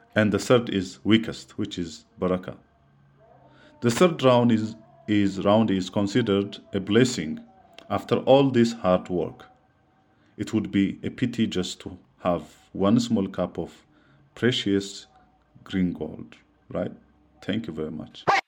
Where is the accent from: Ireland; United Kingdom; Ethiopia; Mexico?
Ethiopia; from Ethiopia.